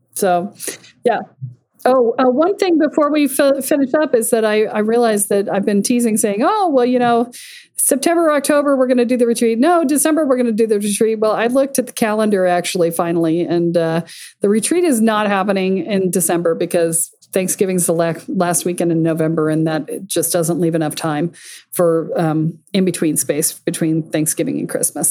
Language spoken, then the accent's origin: English; Boston, Massachusetts, United States; my hometown